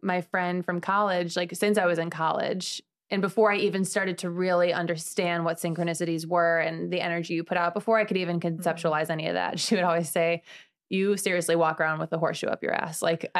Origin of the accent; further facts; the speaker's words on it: Midwest, United States; But I'm from the Midwest.